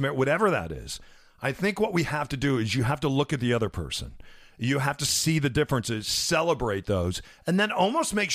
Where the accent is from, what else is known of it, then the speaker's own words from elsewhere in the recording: Midwest, United States; I'm from the Midwest, so we still have supper